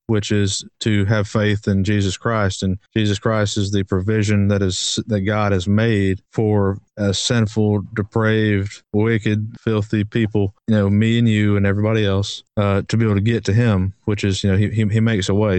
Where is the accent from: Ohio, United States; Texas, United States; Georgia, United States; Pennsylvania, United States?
Georgia, United States; Brunswick; we grew up in Brunswick, which is Brunswick, Georgia, which is a place